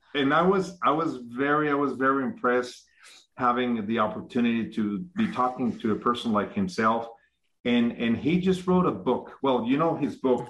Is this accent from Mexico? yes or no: yes; Mexico; I'm from Mexico. Mm-hmm. I was born and raised in Mexico